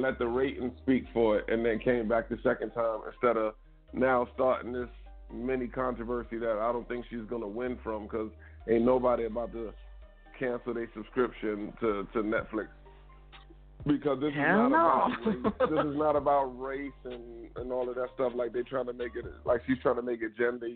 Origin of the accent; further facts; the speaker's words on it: New York City, New York, United States; moved away; also born or lived in Jersey City; I'm from the South Bronx originally